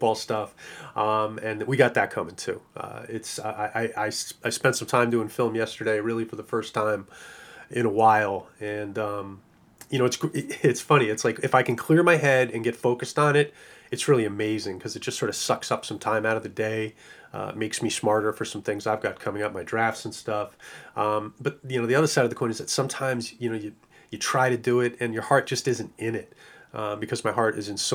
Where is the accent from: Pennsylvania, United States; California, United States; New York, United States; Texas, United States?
New York, United States; New York City; I am a New Yorker